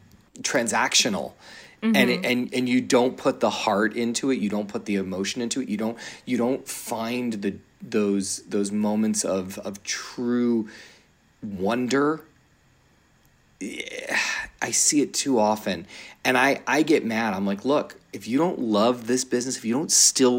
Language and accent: English; Philadelphia, Pennsylvania, United States; I grew up in Philly